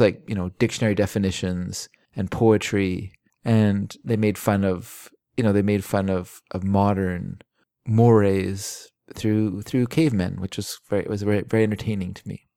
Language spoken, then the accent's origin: English; Vancouver, British Columbia, Canada; the Vancouver Sun, which was our family paper.